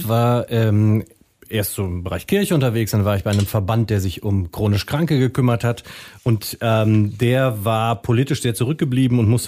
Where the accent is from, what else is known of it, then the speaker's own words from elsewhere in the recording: Münster, North Rhine-Westphalia, Germany; moved away; also born or lived in Frankfurt am Main; also ich bin Münsteraner.